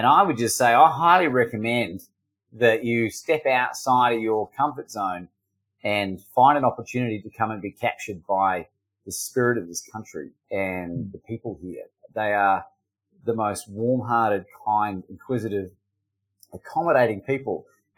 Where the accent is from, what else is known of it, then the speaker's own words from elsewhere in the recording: New Zealand; also born or lived in Australia; I grew up in New Zealand and I'm half Australian. So if you're confused by my accent, that's why.